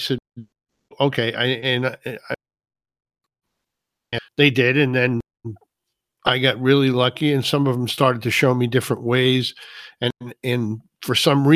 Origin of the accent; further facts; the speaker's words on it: New Jersey, United States; moved away as an adult; also born or lived in New Hampshire / North Carolina; now in Maine, United States; I was born right here in Maine. My dad was in the Navy up here. And when he was discharged, we moved to New Jersey, which was where I was raised